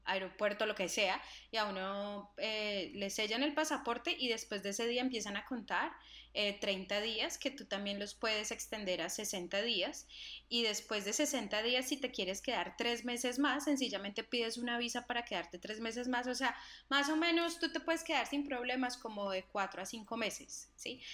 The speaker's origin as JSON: {"language": "Spanish", "town": "Cartago", "region": "Valle del Cauca", "country": "Colombia", "also_born_or_lived": "United States", "moved": "yes", "said": "yo soy cartagüeña y lo que tú quieras y de charachera y de pueblo"}